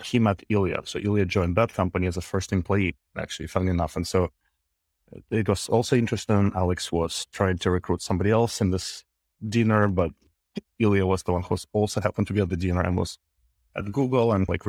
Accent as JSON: {"language": "English", "region": "Minsk", "country": "Belarus", "lives_now": "San Francisco, United States", "said": "Yeah, I'm from Minsk, from Belarus. I've been to Kharkiv once, just passing by."}